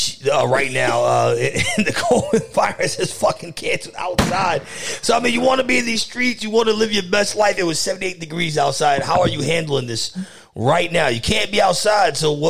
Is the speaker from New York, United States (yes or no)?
yes; New York, United States; I'm a New Yorker my whole life, and I have not been in New York in 2 weeks.